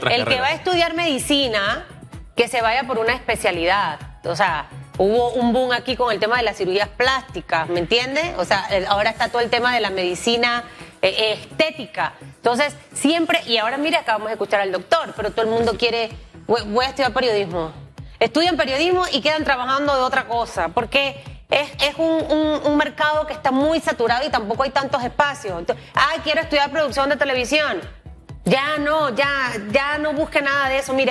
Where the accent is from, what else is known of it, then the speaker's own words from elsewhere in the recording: Panama; como panameños en realidad debemos sentirnos orgullosos.